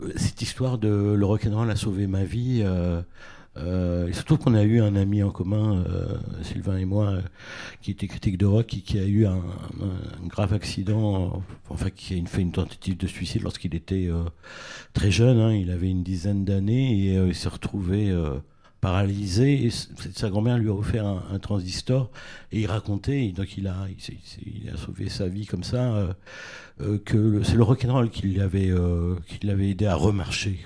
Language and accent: French; Tours, Centre-Val de Loire, France; j'ai grandi à Tours